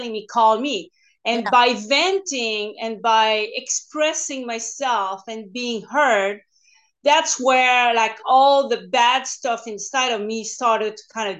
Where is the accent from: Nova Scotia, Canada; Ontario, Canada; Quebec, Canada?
Quebec, Canada; English is a second language; moved away as an adult; now in California, United States; I'm French Canadian, so I started to speak English only 2007 part-time and 2000 full-time when I moved here in California. So bear with my accent